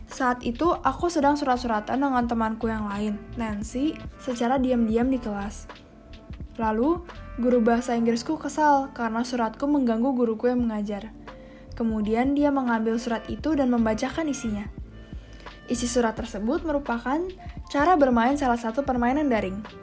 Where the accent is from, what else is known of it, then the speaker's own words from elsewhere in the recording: Serpong, Banten, Indonesia; also born or lived in Jakarta; anak ketiga dari empat bersaudara. Pada tanggal 2 September 2003, aku lahir di Jakarta Selatan. Kemudian, Aku tinggal di Kelapa Gading, Jakarta Utara sampai berumur 3 tahun sebelum pindah ke BSD, Serpong, Tangerang Selatan.